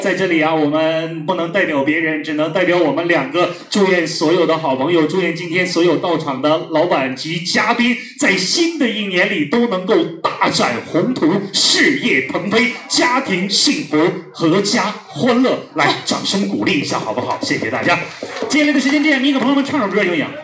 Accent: Northeast China, China; 我来自东北

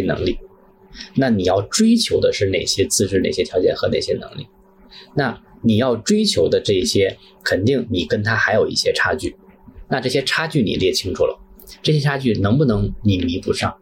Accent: Tianjin, China; 在天津土生土长嗯。呃，从那个，也在天津工作了十几年

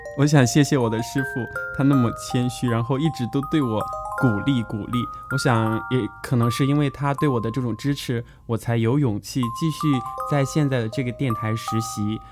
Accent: Fengjie, Chongqing, China; 我的家乡在重庆凤姐，著名的白帝城

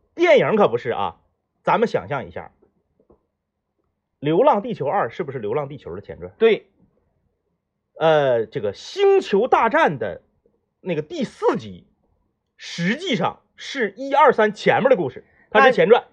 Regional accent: Northeast China, China; accent: Northeastern dialect; 咱们东北话讲叫睡黏糊了

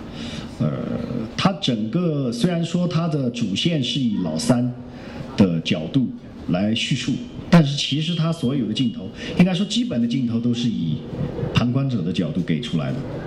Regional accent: Yunnan, China; 找了一个是我听了口音是我们云南的一个哈。

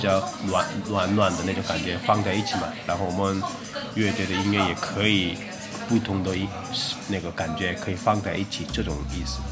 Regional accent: Busan, South Korea; Chinese is a second language; moved away as an adult; now in Shanghai, China; 我老家是韩国的釜山的

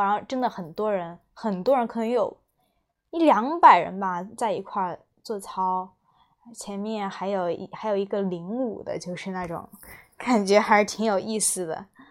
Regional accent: China; 作为中国人

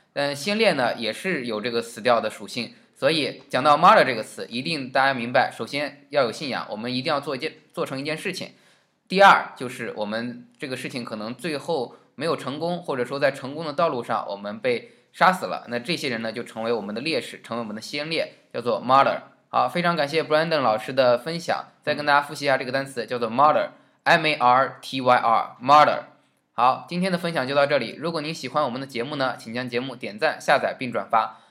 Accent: China; 我们中国人在以前革命的时候，更多地讲到这个单词

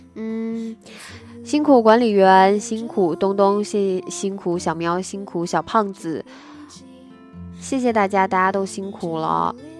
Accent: Nanjing, Jiangsu, China; accent: Nanjing dialect; 我们南京人在学校上学的时候一直都说南京话

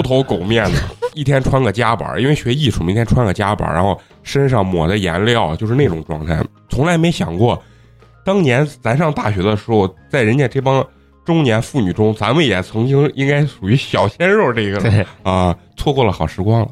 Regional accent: Shaanxi, China; accent: Shaanxi; 就是有很多在外的陕西人听到咱们包括咱们的口音呀、和内容的时候

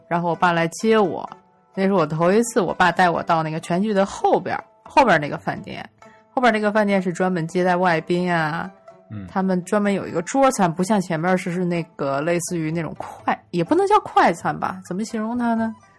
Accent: Northeast China, China; now in Beijing, China; 我是东北人

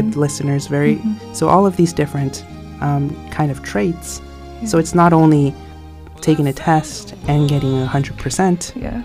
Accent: United States; accent: American; moved away; my accent is an American accent

